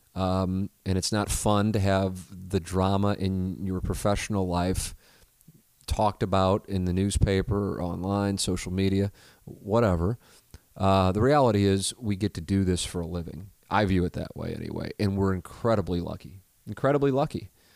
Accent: St. Louis, Missouri, United States; also born or lived in Columbia, Missouri / Little Rock, Arkansas; to have worked nearly two decades in my hometown

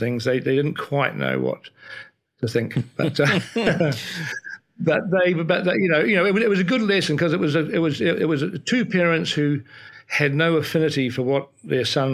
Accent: Wellington, New Zealand; I was born and raised in Wellington, New Zealand.

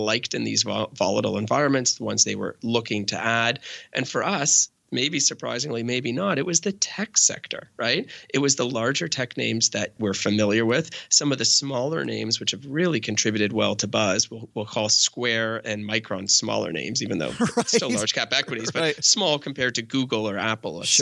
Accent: Canada; I'm Canadian

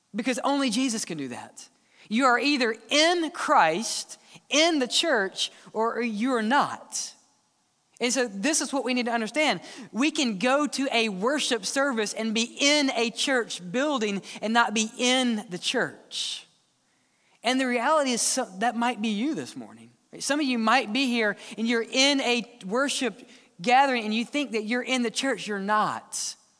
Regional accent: Mississippi, United States; now in Alabama, United States; I grew up in Mississippi, just a simple boy

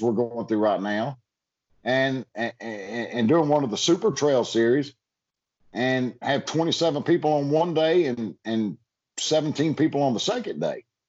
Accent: United States; also born or lived in Georgia / Alabama; now in Florida, United States; growing up in Georgia and Alabama

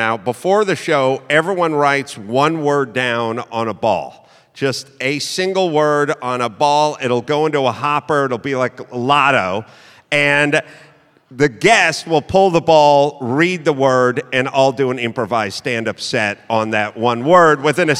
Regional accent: California, United States; And the answer is, you know, I'm from California, and when Newsom was closing down outdoor dining, I was yelling, don't do it.

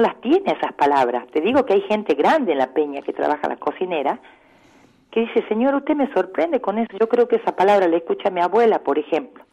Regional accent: Salta, Argentina; also born or lived in Purmamarca, Jujuy; soy nacido en la ciudad de Salta, amo Salta con locura, soy muy salteña hasta para hablar, estudié acá en la UNSA, eh, me crié, nací

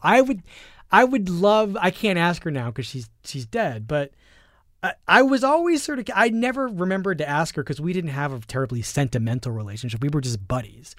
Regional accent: Philadelphia, Pennsylvania, United States; I grew up poor in Philadelphia

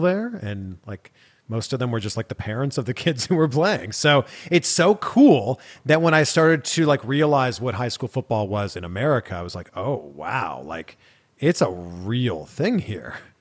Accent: just outside of Toronto, Ontario, Canada; I grew up in Canada. I grew up just outside of Toronto.

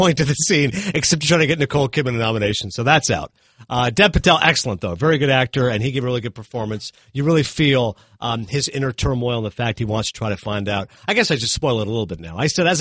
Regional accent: Canada; being Canadian

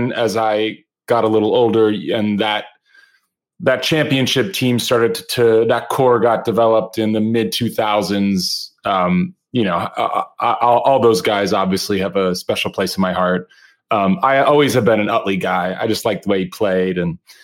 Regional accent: Philadelphia, Pennsylvania, United States; also born or lived in Chicago, Illinois; I'm actually originally from Chicago. All my family's from Chicago. But we moved to Philadelphia when I was a kid.

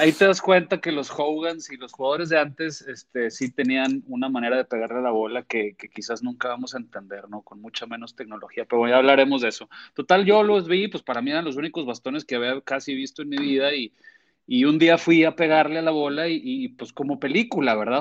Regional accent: Torreón, Coahuila, Mexico; moved away as an adult; now in Monterrey, Mexico; yo soy tenista de niño en Torreón por mi papá

